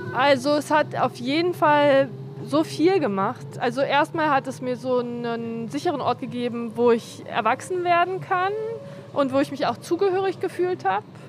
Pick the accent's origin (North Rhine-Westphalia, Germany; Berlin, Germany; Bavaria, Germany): Berlin, Germany; Ich bin so gependelt zwischen ähm, Amauerpark und Görlitzer Park immer. Aber die meiste Zeit war ich hier